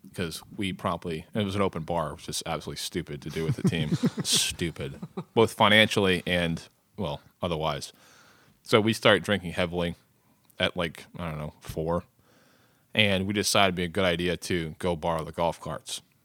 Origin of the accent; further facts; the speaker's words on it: United States; as an American male, uh, you know, a young, able-bodied American male